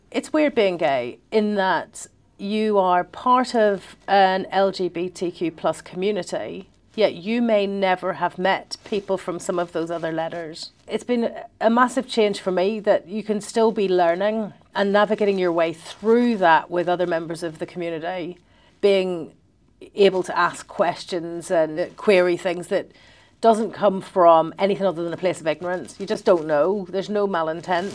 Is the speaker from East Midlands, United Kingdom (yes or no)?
no; Belfast, Northern Ireland, United Kingdom; growing up in Belfast